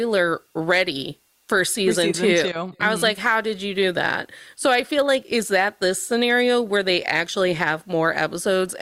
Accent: Indiana, United States; I am from the state of Indiana

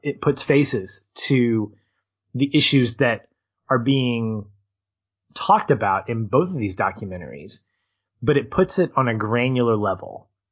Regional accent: United States; i love being an American

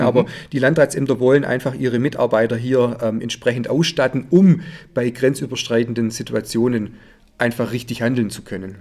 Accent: Heidenheim, Baden-Württemberg, Germany; Ich habe mit zehn Jahren hier in Heidenheim Judo begonnen zu trainieren

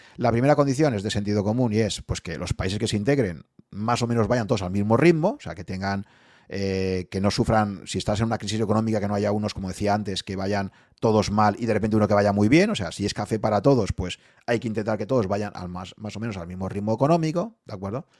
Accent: Spain

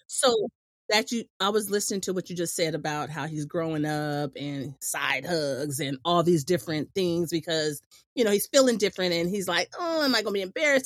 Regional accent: Imperial Beach, California, United States; growing up in Imperial Beach

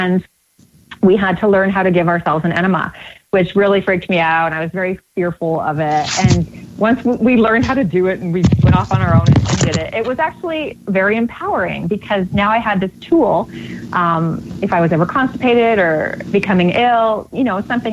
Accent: Canada; I grew up in Canada

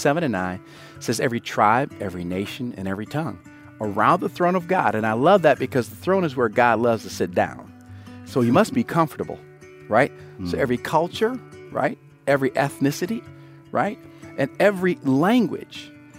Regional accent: Grand Rapids, Michigan, United States; also born or lived in South Korea / Georgia, United States; I'm from Grand Rapids by way of a village in Asia, Tongjishan, Korea, by way of Augusta, Georgia, and Hinesville, Georgia, by way of a lot of different places.

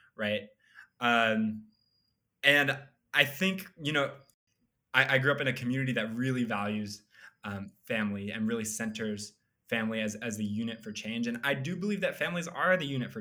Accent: Idaho, United States; moved away as an adult; now in Chapel Hill, United States; I grew up in Idaho

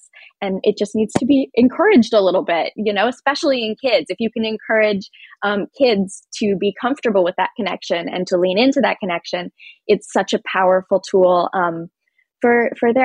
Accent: Appalachia, United States; the place where I grew up in Appalachia

